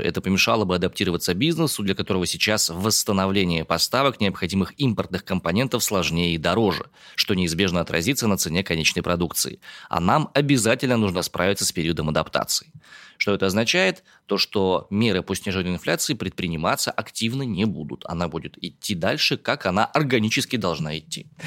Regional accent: Omsk, Omsk Oblast, Russia; born or raised there

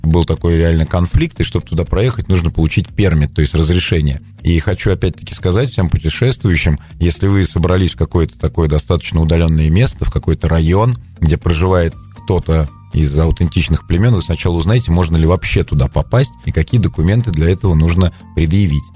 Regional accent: Kopyly village, Selizharovo District, Tver Oblast, Russia; я вырос в деревне Сележаровского района, деревне Копылы

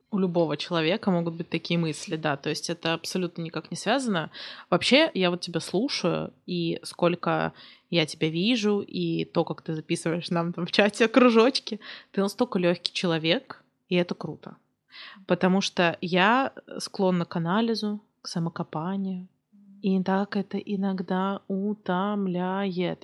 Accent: Kursk, Kursk Oblast, Russia; я из Курска

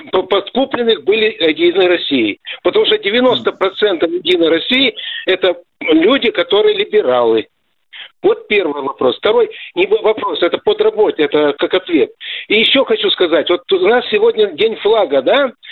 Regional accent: Torez, Donetsk Oblast, Ukraine; born there; я, как говорится, родился в Донбассе, город Торез. Вот, всех там похоронил.

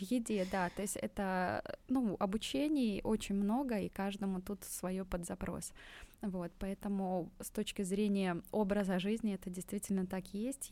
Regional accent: Belarus; moved away as an adult; now in Tashkent, Uzbekistan; я сама из Беларуси, и мы вот уже полтора года живем здесь с семьей в Узбекистане, в Ташкенте

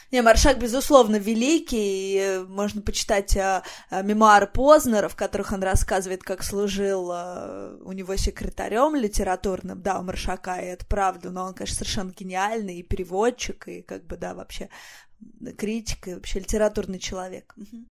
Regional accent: Voronezh, Voronezh Oblast, Russia; я из Воронежа

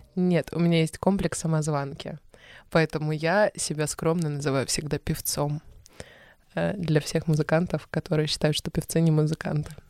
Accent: Stavropol, Stavropol Krai, Russia; moved away; я из Ставрополя, и он из Ставрополя

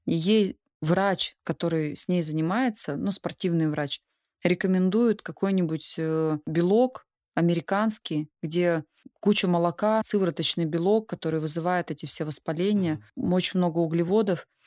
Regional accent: Altai Krai, Russia; Я сама из Алтая

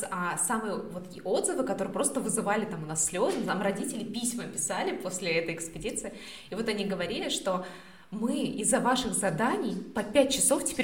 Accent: Australia; вообще я с Австралии

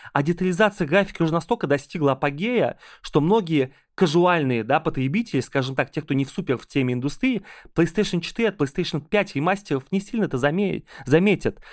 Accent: Ulyanovsk, Ulyanovsk Oblast, Russia; now in Moscow, Russia; я очень люблю приезжать в Ульяновск, мой родной город

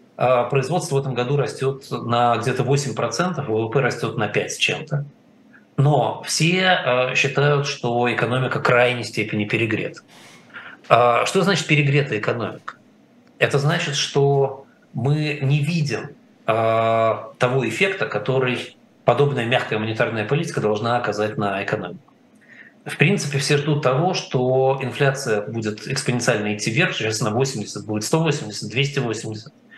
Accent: Russia; мы с вами выросли в России

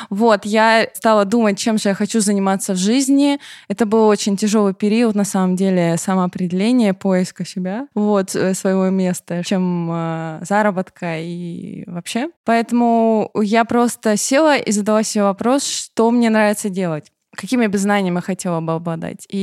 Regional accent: Rostov-on-Don, Rostov Oblast, Russia; Дело в том, что в Ростове-на-Дону, ну, есть свой особый говор, сленг, не знаю, поэтому мы говорим «с», Питера, например, с Ростова-на-Дону.

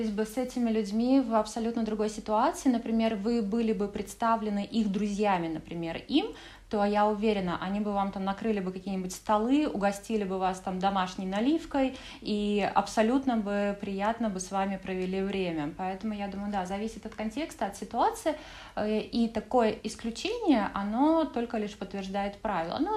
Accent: Poland; Russian is a second language; Ну, да, славянская душа, и мы, поляки такие, белорусы, украинцы, я думаю, что это вот как раз-таки одно из тех, что нас всех объединяет, да, между собой.

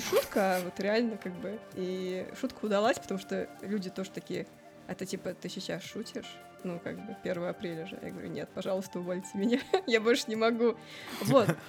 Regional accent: Saint Petersburg, Russia; moved away as an adult; also born or lived in Moscow; А я из Питера, я всегда в Питере жила

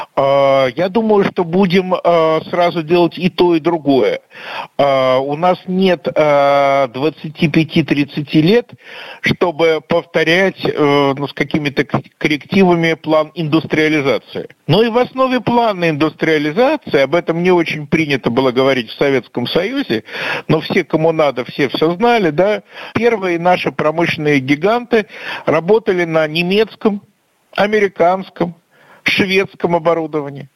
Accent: Russia; как обычный россиянин в Минске

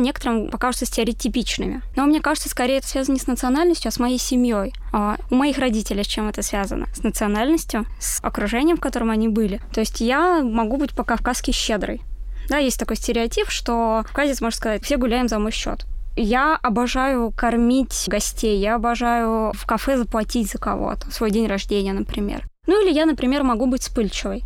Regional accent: Moscow Oblast, Russia; Я родилась в Подмосковье

